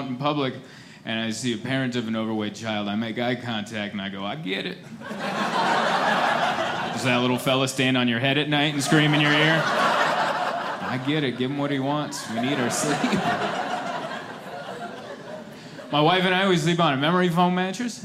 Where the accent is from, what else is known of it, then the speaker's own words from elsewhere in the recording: San Diego, California, United States; I'm from San Diego. That's where I call home. San Diego, California